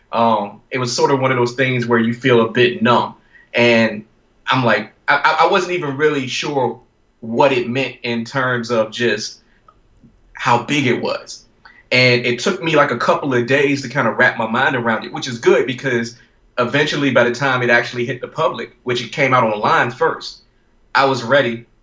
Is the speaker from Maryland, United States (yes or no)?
no; Virginia, United States; my home state of Virginia